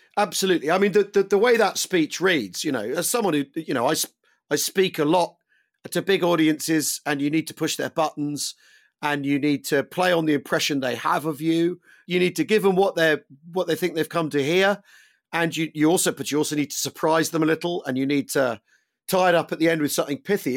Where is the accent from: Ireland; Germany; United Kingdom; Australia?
United Kingdom; as a Brit